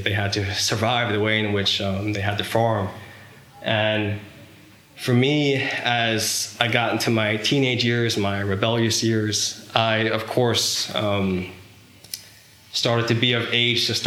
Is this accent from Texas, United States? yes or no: no; Long Island, New York, United States; growing up in Long Island, New York